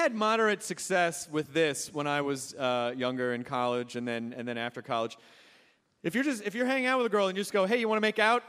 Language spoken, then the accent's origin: English; Tennessee, United States; And then you say, like I said, that's fine. I'm from Tennessee.